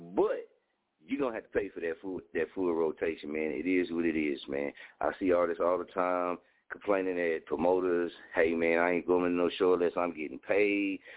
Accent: Muskogee, Oklahoma, United States; moved away as an adult; Muskogee for me, Muskogee is not my market. It's my hometown. I love it here

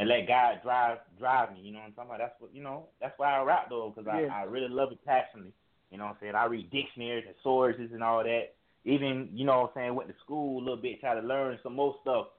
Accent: Florida, United States; Because, you know, I'm from Florida, so it's like we live in it like a struggle

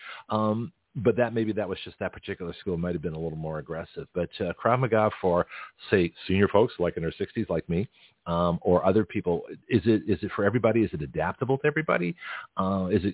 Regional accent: Toronto, Ontario, Canada; now in United States; I'm a Canadian citizen. I was born in Toronto, and so I'm naturalized American when I became 21

